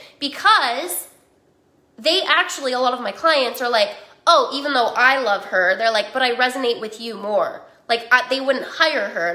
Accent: Utah, United States; I grew up in Utah

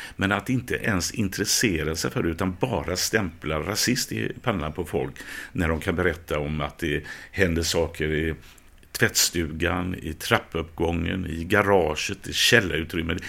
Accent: Gothenburg, Västra Götaland, Sweden; jag är uppvuxen i Biskopsgården

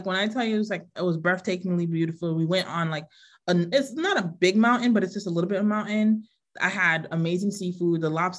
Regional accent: Florida, United States; now in Waltham, United States; I grew up in Florida

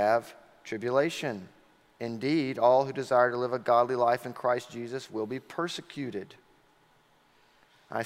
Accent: Auburn, Alabama, United States; growing up in Auburn, Alabama

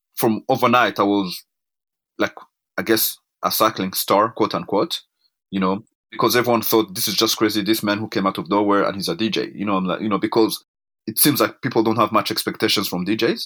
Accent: Rwanda; now in Canada; I'm African born. I was born in Rwanda in nineteen seventy-nine.

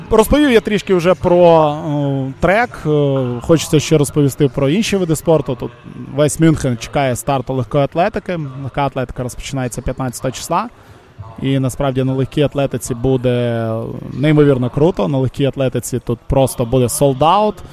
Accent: Volyn Oblast, Ukraine; Саша, представниця моєї рідної Волині.

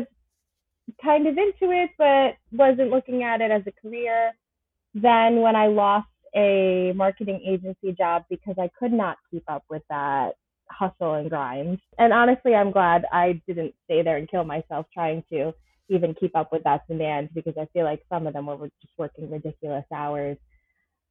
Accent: Ronkonkoma, New York, United States; I grew up in Ronkonkoma, which most people do know from the train line

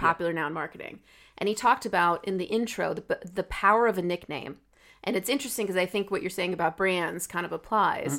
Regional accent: United States; I speak as an American

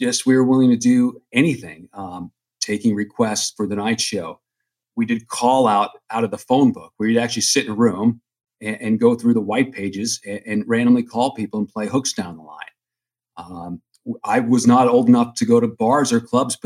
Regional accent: Long Island, New York, United States; moved away as an adult; also born or lived in Vermont / Omaha / Portland; I grew up in New York on Long Island

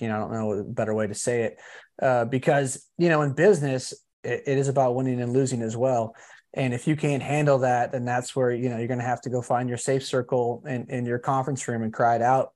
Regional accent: California, United States; I'm actually from California

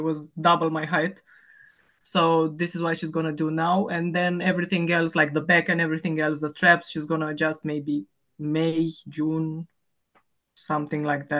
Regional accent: Romania; accent: Romanian; English is a second language; now in London, United Kingdom; 34, I think, or 35. I stopped counting after 25, so I think I'm 34. I live in London. I'm originally from Romania.

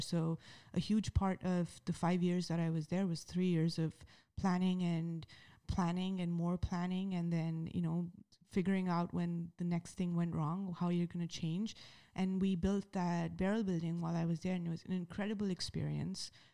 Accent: Mumbai, Maharashtra, India; moved away; I'm a kid from Mumbai

